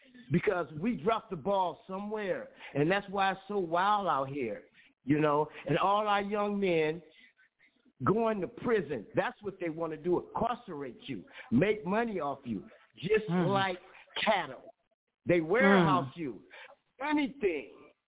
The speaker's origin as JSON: {"language": "English", "town": "Watts", "region": "California", "country": "United States", "tie": "born or raised there", "said": "I grew up in Watts, in Compton area. I'm 66 years old. I've been in all the riots."}